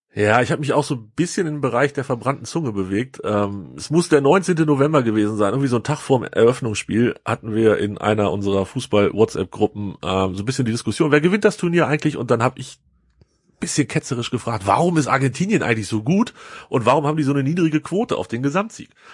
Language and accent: German; Hanover, Lower Saxony, Germany; Als Hannoveraner